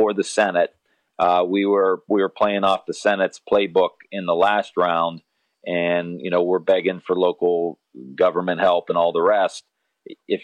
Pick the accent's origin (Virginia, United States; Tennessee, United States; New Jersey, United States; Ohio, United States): Ohio, United States; Northeast; I'm from Northeast Ohio. We grow up. We have a sports culture